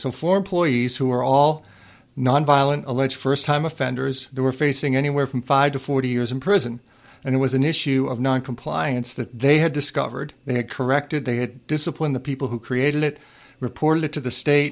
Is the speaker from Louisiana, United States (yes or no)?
no; Worcester, Massachusetts, United States; I grew up in Worcester, Mass. My mom still lives there